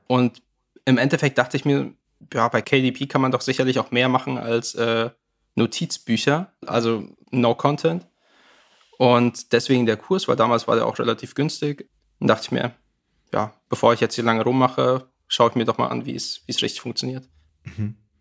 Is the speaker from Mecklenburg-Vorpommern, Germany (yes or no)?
no; near Hanover, Lower Saxony, Germany; komme aus der Nähe von Hannover